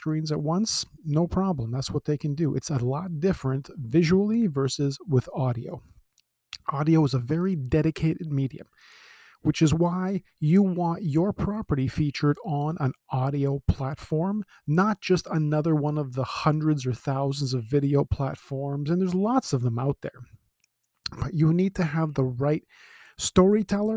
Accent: Toronto, Ontario, Canada; I was born in Scarborough. I live on the Danforth. I've lived in Ontario my whole life.

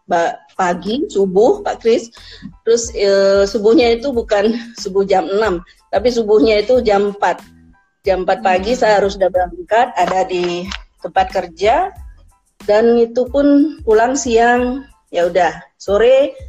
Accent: Singaraja, Bali, Indonesia; Kemudian saya lahir di Sinaraja itu kota yang betul-betul memang panas katanya. Kemudian pendidikan saya SD, SMP, SMA di Singaraja

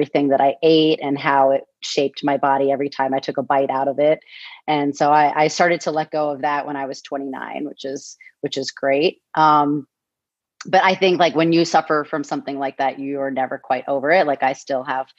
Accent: Newton, Massachusetts, United States; moved away as an adult; I was born and raised in Newton, Massachusetts

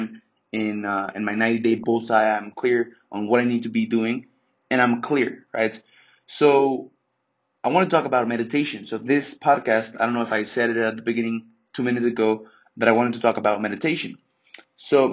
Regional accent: Mexico; now in United States; I'm from Mexico. My mom is Mexican, and I'm Mexican as well.

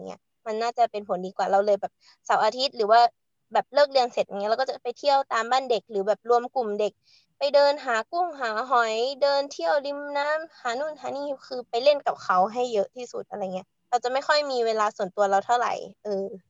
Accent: Chiang Mai, Thailand; อยู่ที่บ้านเกิดเรา เราเป็นคนเชียงใหม่ค่ะ

